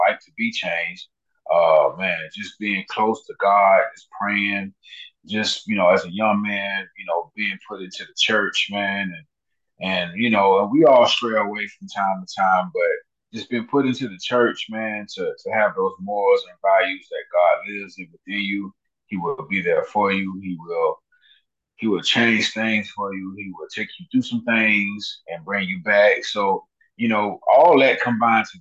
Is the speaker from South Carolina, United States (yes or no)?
yes; Columbia, South Carolina, United States; moved away as an adult; now in Atlanta, United States; coming down to Benedict and being in South Carolina, and I'm already there, and that's my hometown